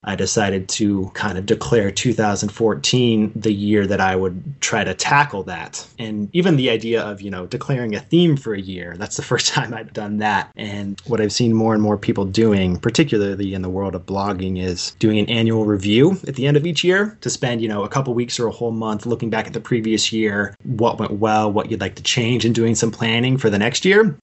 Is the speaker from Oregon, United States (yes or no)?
yes; Pleasant Hill, Oregon, United States; also born or lived in Portland, Oregon; I grew up just outside Eugene in a small town called Pleasant Hill.